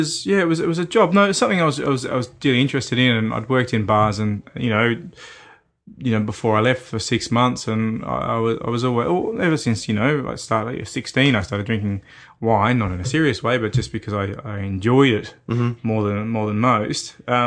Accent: Victoria, Australia; also born or lived in Bendigo, Australia; All over country Victoria. I'm well and truly Victorian, but, you know, I was born in Bendigo in central Victoria, but, you know, I travelled a lot as a child

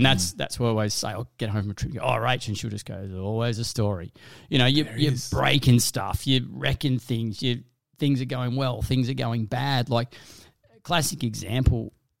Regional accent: Cooma, New South Wales, Australia; But I tell you what, I grew up in Cooma in the Snow Mountains. So fishing, hunting, doing all that.

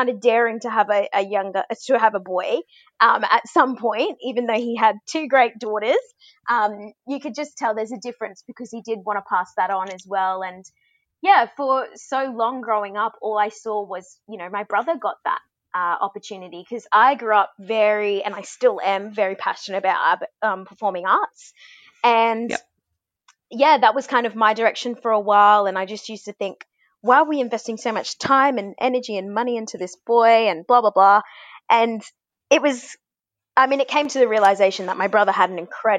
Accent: Brisbane, Queensland, Australia; I'm a Queenslander. You know, grew up in Murray country in Brisbane

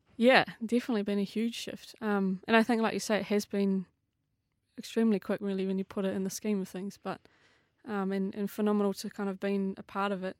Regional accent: New Zealand

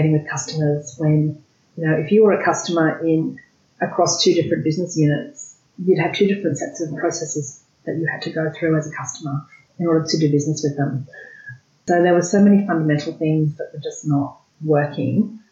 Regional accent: Australia; what it was like living in Australia, what it was like growing up in Australia

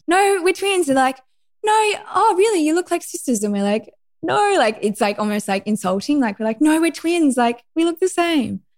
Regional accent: Lennox Head, New South Wales, Australia; I grew up in Lennox Head, which is northern New South Wales, very close to Byron Bay

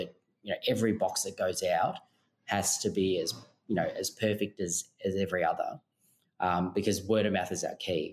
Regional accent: Melbourne, Victoria, Australia; now in Sydney, Australia; we're actually originally from Melbourne.

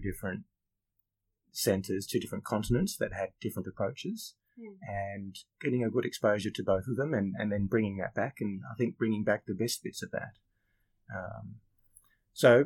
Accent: Sydney, New South Wales, Australia; also born or lived in Lake Macquarie; I'm a local to Sydney. I grew up in Sydney. I spent some time up on Lake Macquarie as well and going to high school up there

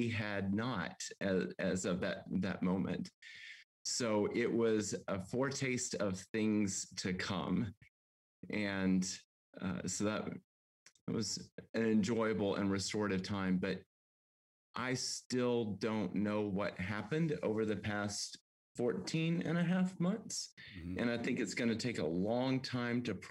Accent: Texas, United States; moved away; also born or lived in Amarillo, Texas; growing up a Southern Baptist in deep in the heart of Texas

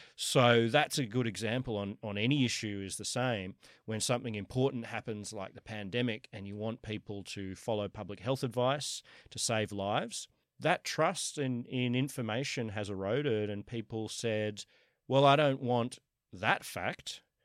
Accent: Sydney, New South Wales, Australia; moved away as an adult; also born or lived in New York, United States; I was born in Kensington, went to U N S W, have always lived, uh, around here, other than for the last ten years, I've been in, uh, in New York

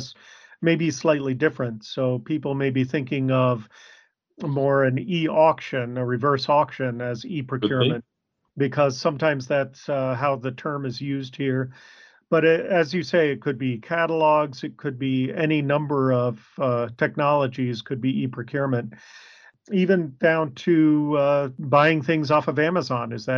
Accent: Arizona, United States; I'm from Arizona.

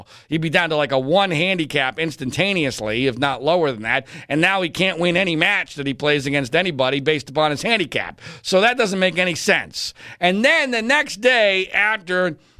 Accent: Scranton, Pennsylvania, United States; born there; And I'm going to focus right here on Pennsylvania, where I was born in Scranton.

